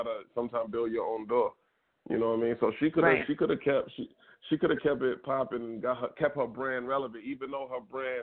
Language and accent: English; New York City, New York, United States; moved away; also born or lived in Jersey City; I'm from the South Bronx originally